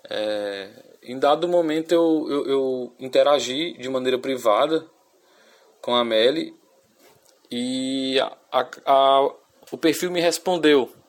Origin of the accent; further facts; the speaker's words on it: Amazon, Brazil; a maioria das pessoas eram pessoas da minha região, da região amazônica